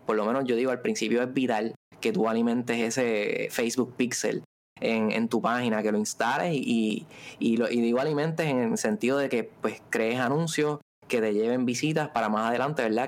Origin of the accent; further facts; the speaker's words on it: Ponce, Puerto Rico; Somos de allá de Ponce, pero ahora mismo estamos acá en Viejo San Juan